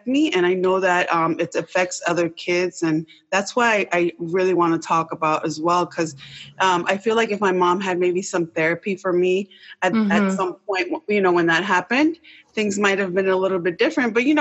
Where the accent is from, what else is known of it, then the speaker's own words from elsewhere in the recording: Rockville, Maryland, United States; I grew up in Rockville, Maryland